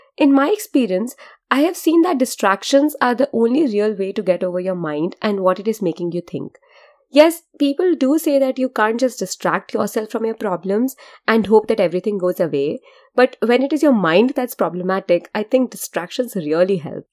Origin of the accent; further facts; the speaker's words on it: India; I'm Indian and the way I have been brought up is to be generally untrusting of people who look like hobos